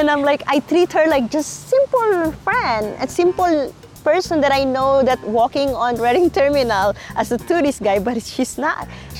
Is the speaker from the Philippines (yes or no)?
yes; Philippines; English is a second language; So for me, as a Filipino, this is what I answer to them.